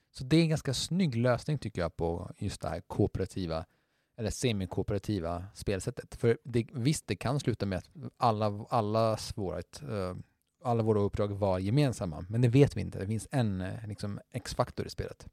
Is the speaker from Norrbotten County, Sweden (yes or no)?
no; Skåne, Sweden; vi i Skåne